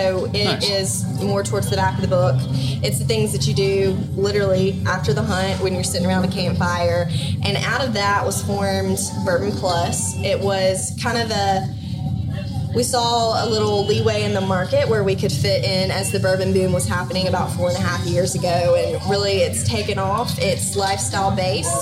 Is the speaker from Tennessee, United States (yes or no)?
no; Mississippi, United States; I grew up hunting dove, duck, and deer. And I grew up in Mississippi.